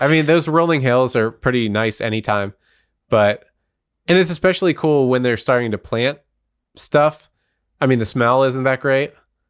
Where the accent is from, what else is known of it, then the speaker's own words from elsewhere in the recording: Altoona, Pennsylvania, United States; I'm from Altoona. And Altoona and like State College are basically the center of the state